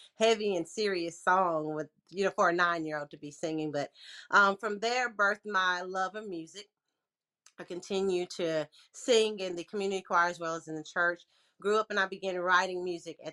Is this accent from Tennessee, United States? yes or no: yes; Lexington, Tennessee, United States; now in Memphis, United States; I was born and raised in Lexington, Tennessee, small town country girl